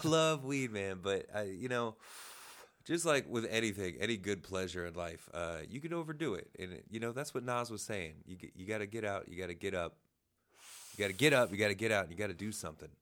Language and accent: English; Springfield, Ohio, United States; I'm from Springfield, Ohio, Dayton area